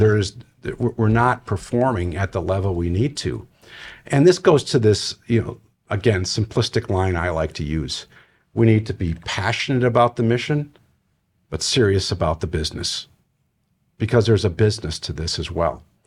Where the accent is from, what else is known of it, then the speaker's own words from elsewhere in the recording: Wisconsin, United States; moved away; I'm originally from Wisconsin